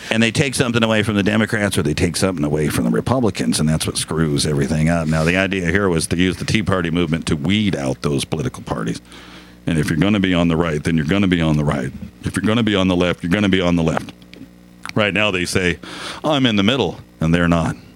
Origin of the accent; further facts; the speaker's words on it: Lakewood, Washington, United States; I'm a local boy. There, born and raised in Lakewood